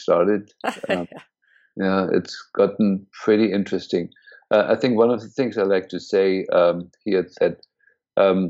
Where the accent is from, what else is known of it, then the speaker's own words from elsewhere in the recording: Berlin, Germany; moved away as an adult; also born or lived in India; now in United States; I was born and raised in Germany, in Berlin, actually, and went to medical school